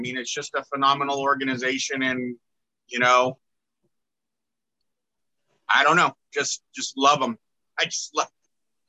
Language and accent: English; Northern California, United States; I'm from Northern California, born and raised